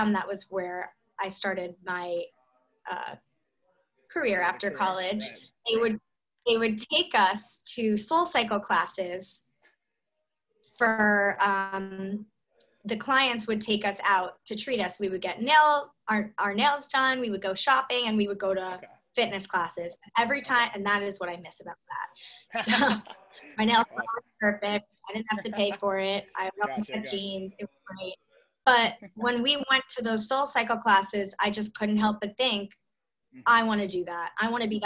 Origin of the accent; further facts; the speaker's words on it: Scarsdale, New York, United States; we met in high school and we're from Scarsdale